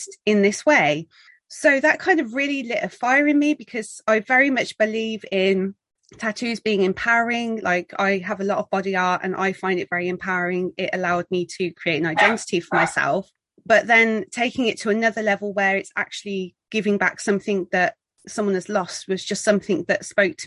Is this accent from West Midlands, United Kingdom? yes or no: yes; Birmingham, West Midlands, United Kingdom; moved away as an adult; now in Worcestershire, United Kingdom; I'm originally from Birmingham in the UK